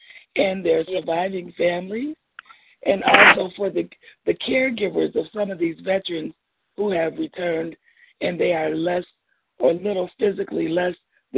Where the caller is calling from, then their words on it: Detroit, Michigan, United States; I'm calling from Detroit.